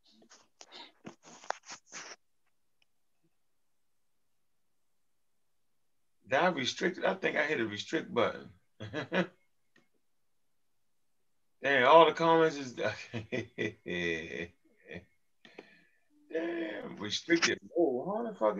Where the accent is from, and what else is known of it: Baltimore, Maryland, United States; accent: Baltimore